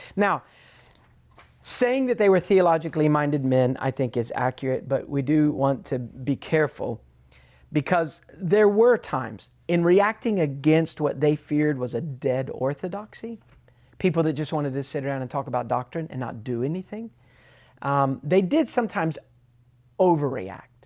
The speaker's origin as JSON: {"language": "English", "country": "United States", "said": "being an American, I, I, I, I stuck out a bit."}